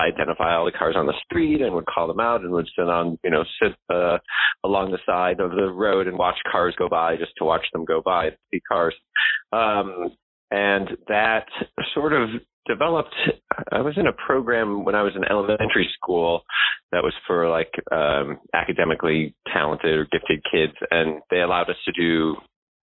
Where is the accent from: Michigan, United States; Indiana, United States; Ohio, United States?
Michigan, United States; Detroit; I grew up in Detroit.